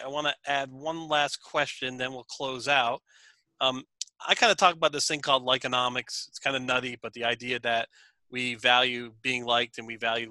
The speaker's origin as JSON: {"language": "English", "country": "United States", "said": "I'm an American"}